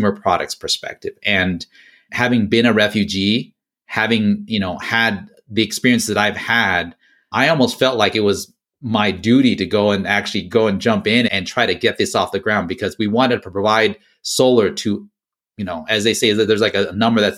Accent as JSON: {"language": "English", "area": "the Bay Area", "region": "California", "country": "United States", "tie": "born or raised there", "also_born_or_lived": "Laos / Thailand / Philippines / Utah", "said": "I grew up in the Bay Area"}